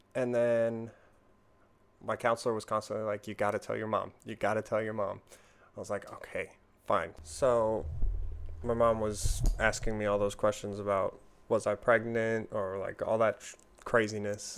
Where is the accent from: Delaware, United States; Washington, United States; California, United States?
Washington, United States; I'm from Washington State.